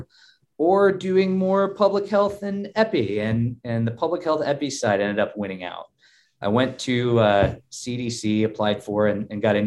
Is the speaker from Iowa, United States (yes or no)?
yes; Adel, Iowa, United States; moved away as an adult; also born or lived in New York; now in Lincoln, Nebraska, United States; Midwesterner to the core. So I grew up in Adel, Iowa, which is a little town just west of Des Moines